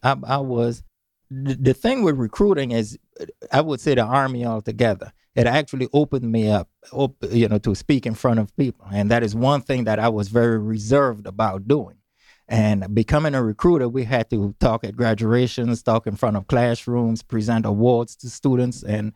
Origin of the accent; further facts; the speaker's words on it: St. Croix, U.S. Virgin Islands; Well, St. Croix.